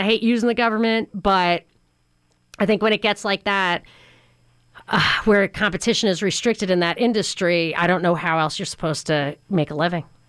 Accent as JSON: {"language": "English", "region": "New York", "country": "United States", "tie": "born or raised there", "said": "I grew up in New York"}